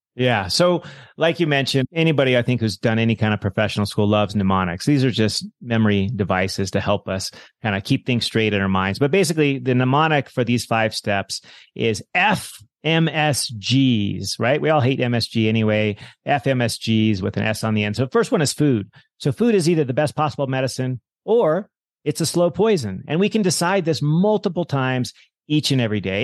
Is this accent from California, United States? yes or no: yes; Monterey Bay, California, United States; moved away as an adult; now in Hawaii, United States; as a kid, I grew up in the Monterey Bay in California